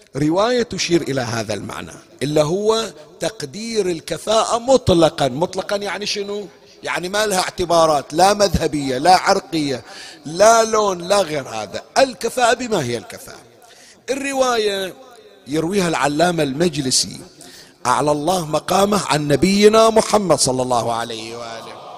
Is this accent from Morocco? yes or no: no; Bahrain; عندنا بكل الحسينيات عندنا بالبحرين